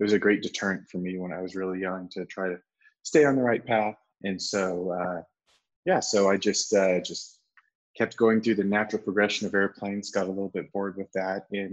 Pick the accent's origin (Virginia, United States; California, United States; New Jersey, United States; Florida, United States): California, United States; Southern; I grew up out in Southern California